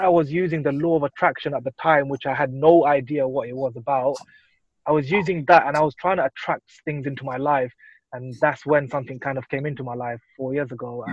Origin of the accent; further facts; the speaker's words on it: London, United Kingdom; I was born and raised here in London. I've lived here all my life.